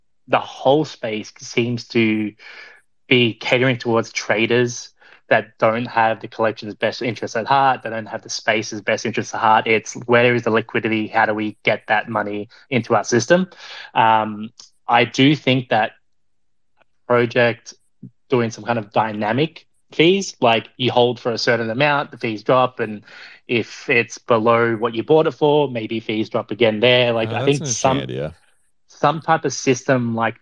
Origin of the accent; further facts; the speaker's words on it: Australia; now in New York, United States; I'm Australian